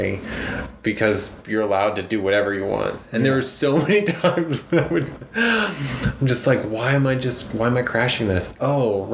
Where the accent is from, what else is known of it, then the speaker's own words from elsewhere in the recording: Lompoc, California, United States; moved away as an adult; also born or lived in Arizona / New Hampshire; I went to a junior college in Lompoc, which is my hometown